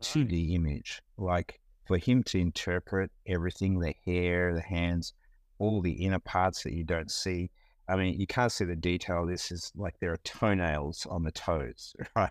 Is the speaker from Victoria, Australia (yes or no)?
yes; Melbourne, Victoria, Australia; born or raised there; moved away as an adult; now in United States